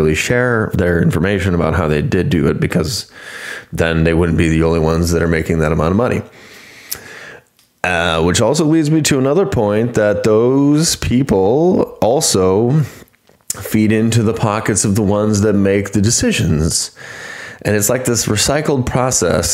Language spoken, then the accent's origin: English; United States; I grew up in the United States or because I was born here